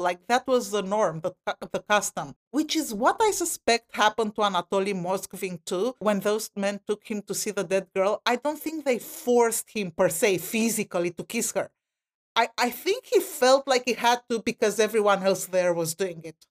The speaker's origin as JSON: {"language": "English", "country": "Romania", "moved": "yes", "lives_now": "United States", "said": "I'm from Romania, Eastern Europe"}